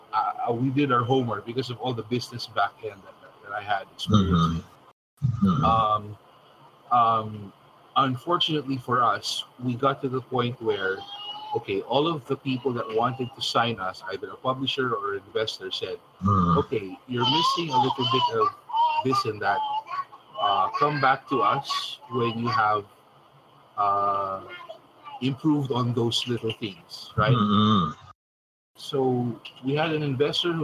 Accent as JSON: {"language": "English", "country": "Philippines", "said": "we're both Filipino"}